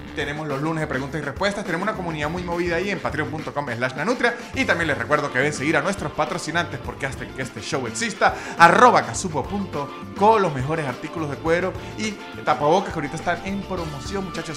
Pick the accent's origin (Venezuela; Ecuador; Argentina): Venezuela; como venezolano